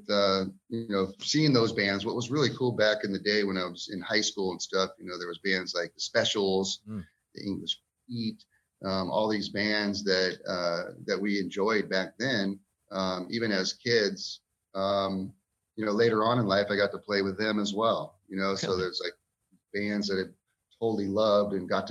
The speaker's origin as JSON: {"language": "English", "town": "Ventura", "region": "California", "country": "United States", "tie": "born or raised there", "also_born_or_lived": "Kern River area, California", "moved": "as an adult", "said": "growing up in Ventura, California"}